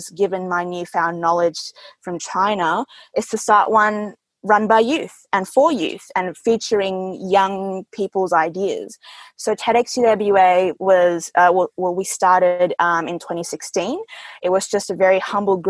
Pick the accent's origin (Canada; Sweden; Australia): Australia; Perth, Western Australia; English is a second language; also born or lived in Jakarta, Indonesia; I was born in Jakarta, Indonesia, and I came over here to Perth when I was 7 years old. And at that time, I didn't know English very well